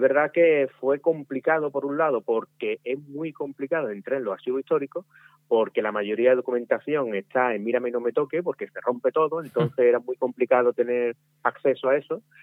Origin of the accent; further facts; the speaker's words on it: Pizarra, Andalusia, Spain; mi pueblo donde nací.